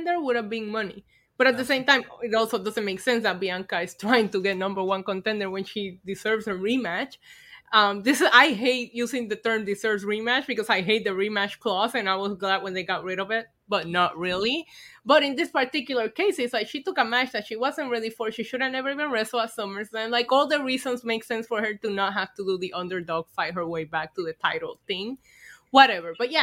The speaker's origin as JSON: {"language": "English", "country": "Puerto Rico", "tie": "born or raised there", "moved": "yes", "said": "I grew up in Puerto Rico"}